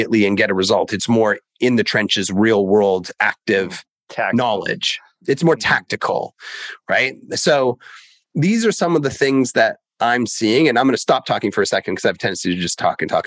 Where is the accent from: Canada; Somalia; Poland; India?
Canada; I grew up in Canada